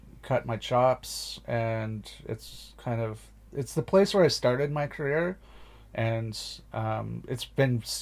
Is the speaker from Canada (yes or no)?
yes; small town in Ontario, Canada; now in Northwest Territories, Canada; My hometown is the size of the entire population of the NWT